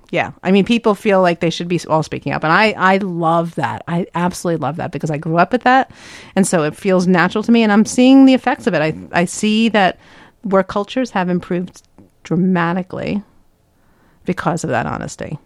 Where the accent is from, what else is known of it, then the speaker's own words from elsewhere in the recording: New York, United States; I'm from the East Coast